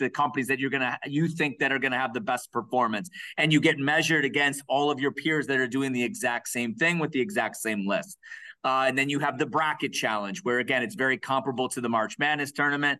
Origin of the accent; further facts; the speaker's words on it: Cleveland, Ohio, United States; moved away; also born or lived in Brook Park, Ohio / Parma Heights, Ohio; my hometown of of C-Town, Cleveland. So that's where I was born and raised.